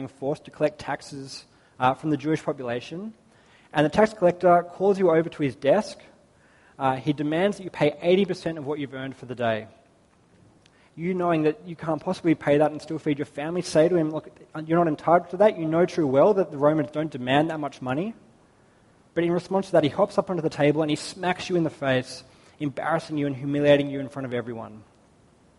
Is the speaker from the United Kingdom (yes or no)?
no; Australia; growing up in Australia